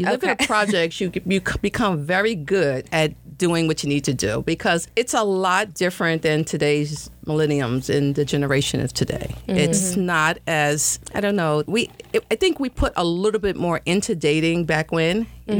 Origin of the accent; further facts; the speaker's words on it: New York City, New York, United States; I grew up in Brownsville, Brooklyn, New York.